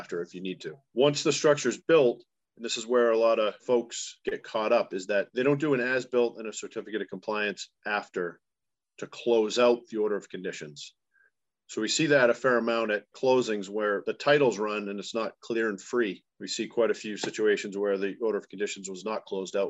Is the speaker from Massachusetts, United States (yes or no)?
yes; Duxbury, Massachusetts, United States; I grew up in Duxbury